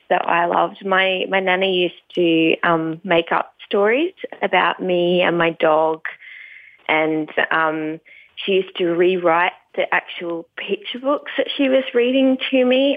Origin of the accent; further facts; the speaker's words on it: Tasmania, Australia; moved away; also born or lived in California; I grew up in um, Tasmania. I'm not there now, so I'm happy to say that I grew up down in Tasmania